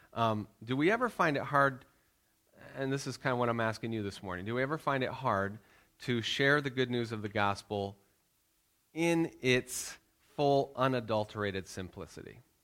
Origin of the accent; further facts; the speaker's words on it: United States; moved away; we're Americans. I'm still American.